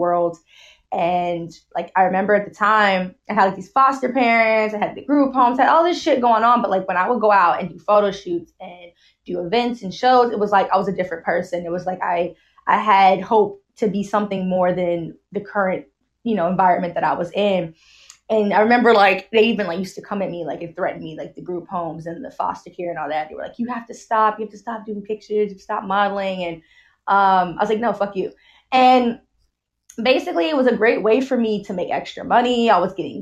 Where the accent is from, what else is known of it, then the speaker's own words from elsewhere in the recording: New York City, New York, United States; moved away as an adult; also born or lived in Boston; now in Canada; I'm from the Bronx, New York